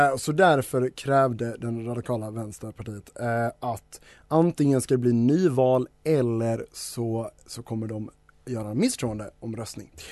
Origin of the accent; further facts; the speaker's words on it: Denmark; now in Sweden; när jag säger vi så menar jag mitt hemland ish, eh, Danmark.